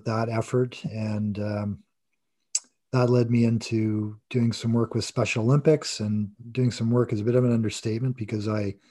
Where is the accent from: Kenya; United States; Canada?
Canada; Toronto, Ontario; I was born in Toronto and grew up with three siblings